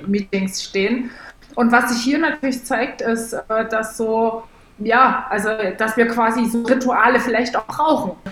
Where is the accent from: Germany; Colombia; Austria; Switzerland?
Germany; East Germany; ich komme aus Ostdeutschland, wo man die Nähe nicht so sucht zu Leuten.